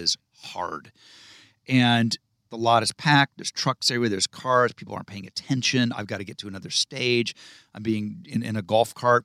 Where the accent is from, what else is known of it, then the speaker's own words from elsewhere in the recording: Malibu, California, United States; also born or lived in Ohio; that's what growing up in Malibu was like in the, in the late seventies and into the end of the eighties